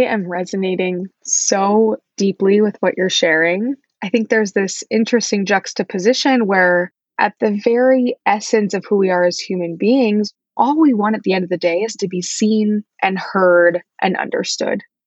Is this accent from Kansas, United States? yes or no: yes; Wichita, Kansas, United States; moved away as an adult; also born or lived in East Coast; I am originally from Wichita, Kansas, Midwest, born and bred